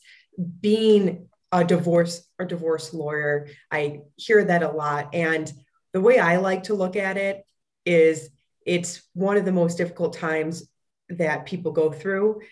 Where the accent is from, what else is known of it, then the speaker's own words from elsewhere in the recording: Fox Lake, Illinois, United States; I grew up in a small town called Fox Lake, Illinois